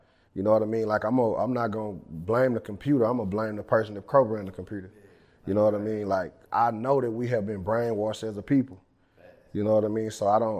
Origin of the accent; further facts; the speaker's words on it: Tenaha, Texas, United States; now in Dallas, United States; I'm originally from Tenaha, Texas.